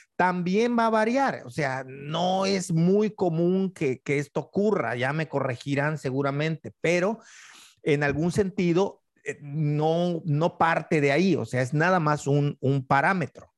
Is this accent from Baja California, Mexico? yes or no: no; Yucatán, Mexico; siendo yucateco